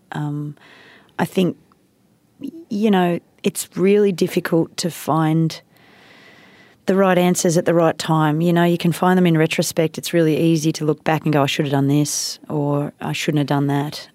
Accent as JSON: {"language": "English", "country": "India", "tie": "born or raised there", "moved": "yes", "said": "I grew up in India"}